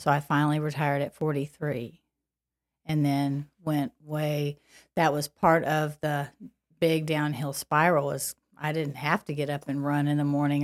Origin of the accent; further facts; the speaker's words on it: Paducah, Kentucky, United States; accent: Kentucky; moved away; I grew up in Paducah, Kentucky